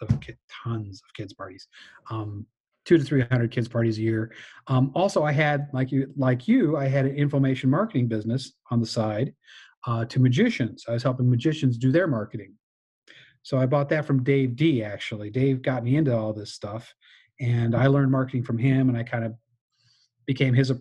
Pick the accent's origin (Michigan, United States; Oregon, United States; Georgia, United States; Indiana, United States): Michigan, United States; I grew up in Michigan